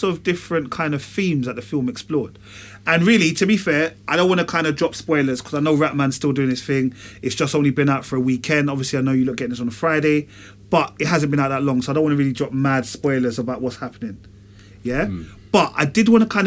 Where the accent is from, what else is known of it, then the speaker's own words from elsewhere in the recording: London, United Kingdom; I'm from Tottenham